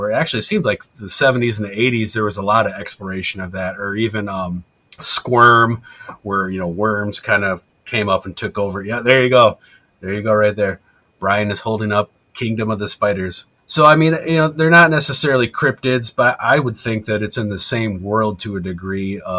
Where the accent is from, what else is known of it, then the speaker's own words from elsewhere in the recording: Michigan, United States; Being from Michigan